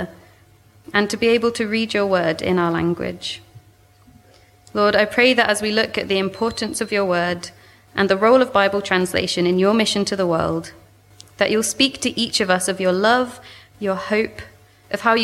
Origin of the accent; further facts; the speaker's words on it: South East England, United Kingdom; moved away as an adult; now in Swansea, United Kingdom; You can probably tell from my accent, I'm originally from southeast England. I grew up near London.